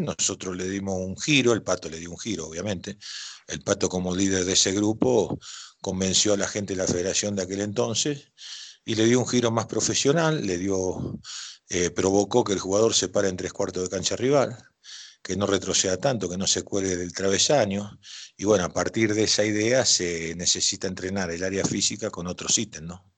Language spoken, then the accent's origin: Spanish; Rosario, Santa Fe, Argentina; yo soy rosarino